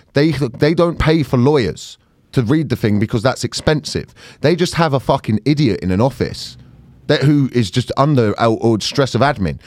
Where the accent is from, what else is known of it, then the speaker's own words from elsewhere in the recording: United Kingdom; as a British person